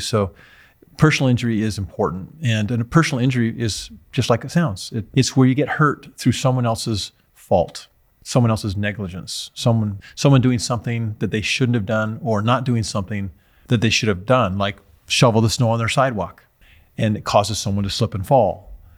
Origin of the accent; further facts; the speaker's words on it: Utah, United States; my home state of Utah